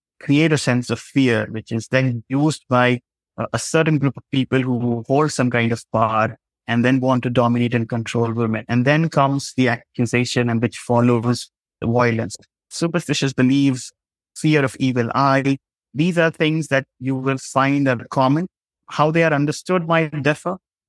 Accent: India; the literacy rate isn't high in my home state.

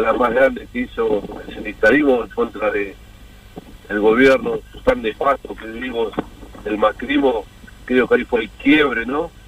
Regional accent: Mar del Plata, Buenos Aires Province, Argentina; now in Buenos Aires, Argentina; nosotros somos todos de Mar del Plata en el año 87 hemos venido a vivir a Buenos Aires

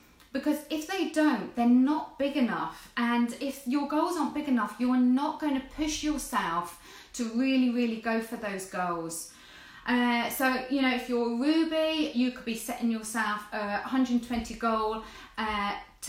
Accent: Jersey; I'm from Jersey

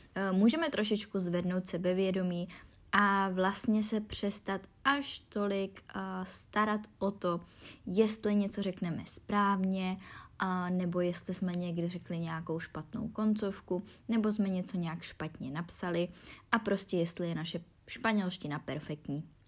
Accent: Czechia; first language Czech; my Češi, když mluvíme naším rodným jazykem

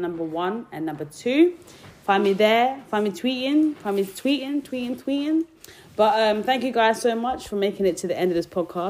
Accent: Kent, South East England, United Kingdom; also born or lived in South Africa; I grew up in Kent

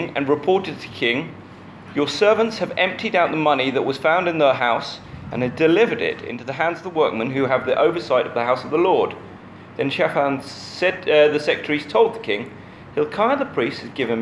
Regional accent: United Kingdom; as a British person

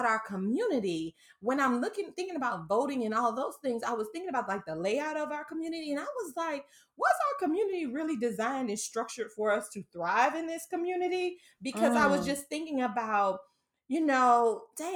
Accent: Lumberton, United States; that's my hood story. Shout out to Lumberton

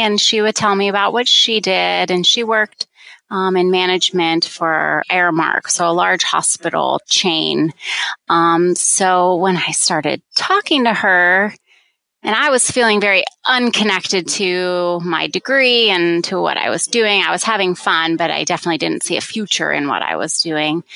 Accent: outside of Philadelphia, Pennsylvania, United States; moved away as an adult; also born or lived in Virginia / Washington, D.C.; I grew up in outside of Philadelphia and went to a small liberal arts college in Virginia

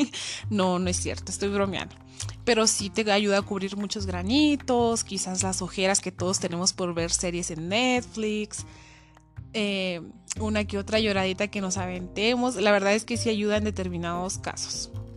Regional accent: Cuauhtémoc, Chihuahua, Mexico; soy de Coctemoc, Chihuahua

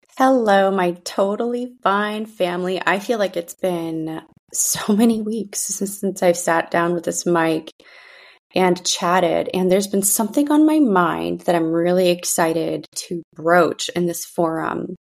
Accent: San Francisco, California, United States; first language Russian; English is a second language; when I was growing up in the San Francisco school district

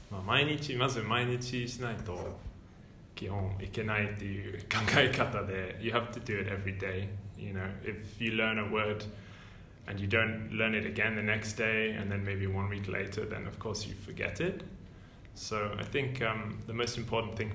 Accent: North England, United Kingdom; I'm not from London. I'm from North England, mm. which is mm-hmm. really you know doinaka, like real countryside.

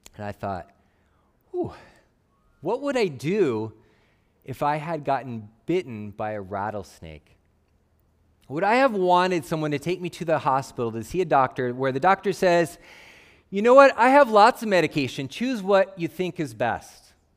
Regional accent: Phoenix, Arizona, United States; I grew up in Phoenix, Arizona

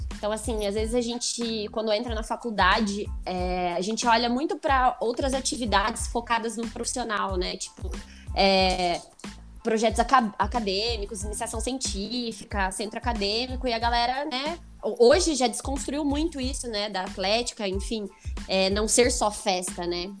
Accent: Ponta Grossa, Paraná, Brazil; moved away as an adult; also born or lived in Medianeira; eu sou de Ponta Grossa

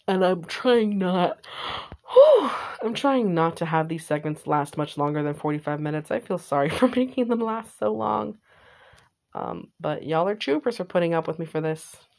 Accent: San Jose, California, United States; I was born in California, specifically San Jose.

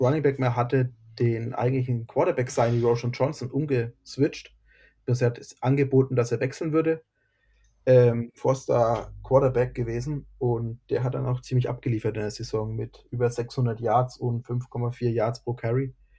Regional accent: near Bamberg, Bavaria, Germany; ich komme aus der Nähe von Bamberg.

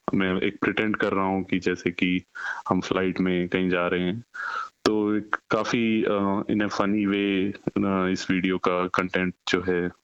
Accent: Rohtak, Haryana, India; moved away as an adult; now in Australia; भारत में हम हरियाणा रोहतक से बिलोंग करते हैं

